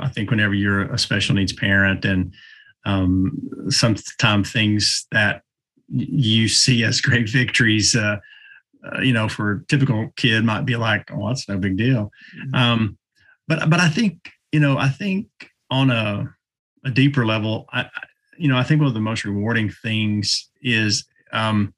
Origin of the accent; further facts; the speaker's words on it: East Tennessee, United States; I'm from East